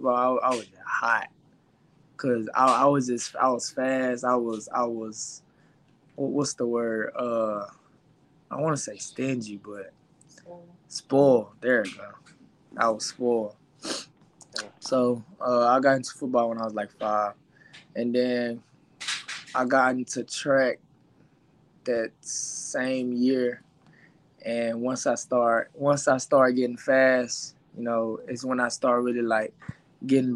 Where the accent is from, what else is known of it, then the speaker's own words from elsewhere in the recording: Dallas, Texas, United States; also born or lived in Duncanville, Texas; I grew up in the Oak Cliff area